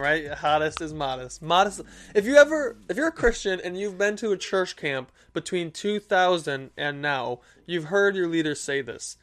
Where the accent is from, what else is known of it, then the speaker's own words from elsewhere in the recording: Michigan, United States; I'm from Michigan